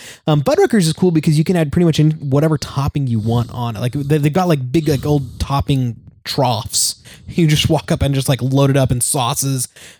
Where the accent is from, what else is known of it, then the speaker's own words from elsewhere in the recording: Texas, United States; born there; I was born in Texas. For these guys didn't know, I was born in Texas, and we would get Whataburger every time we would go to Texas.